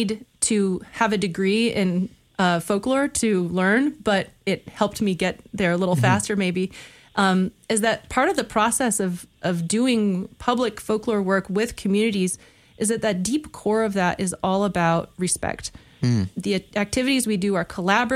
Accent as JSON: {"language": "English", "region": "northern Indiana", "country": "United States", "tie": "born or raised there", "also_born_or_lived": "Chicago, Illinois / Michigan / Japan", "moved": "as an adult", "said": "Was born in Chicago, raised in a small community in northern Indiana"}